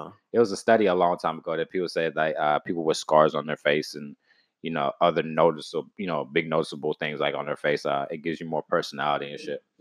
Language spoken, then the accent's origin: English; Texas, United States; I'm from Texas